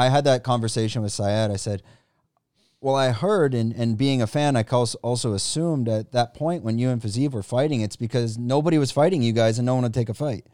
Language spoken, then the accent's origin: English; Canada; now in Thailand; I'm from Canada